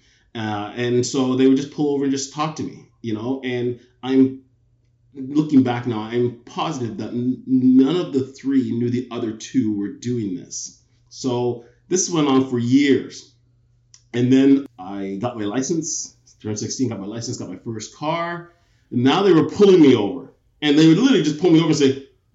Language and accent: English; Pickering, Ontario, Canada; also born or lived in England / Toronto; I grew up in Pickering